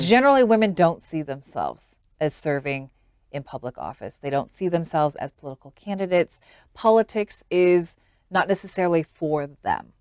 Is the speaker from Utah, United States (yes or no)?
yes; Utah, United States; moved away as an adult; also born or lived in Washington, D.C.; growing up in a place like Utah